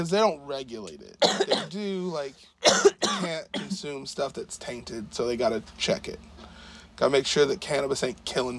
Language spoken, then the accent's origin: English; Oklahoma, United States; Because we're from Oklahoma.